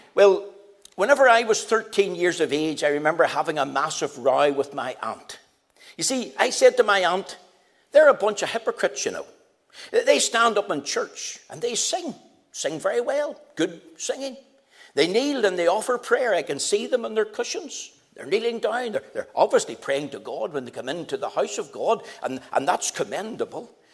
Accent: Belfast, Northern Ireland, United Kingdom; also born or lived in Magherafelt / Drummadraw / Coleraine; I was taken to live in Albana Street in Belfast. Having lived there for a number of years as a boy

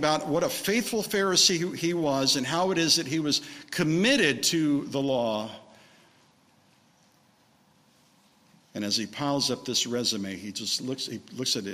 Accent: Redlands, California, United States; moved away; I came back to my hometown of Redlands

